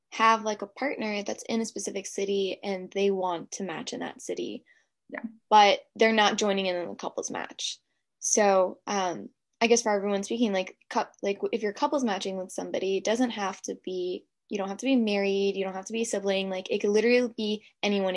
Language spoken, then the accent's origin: English; Florida, United States; I'm from Florida